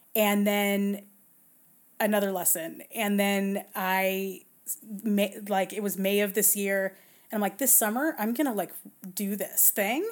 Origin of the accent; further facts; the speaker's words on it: Southern California, United States; I'm born and raised in Southern California, around surf culture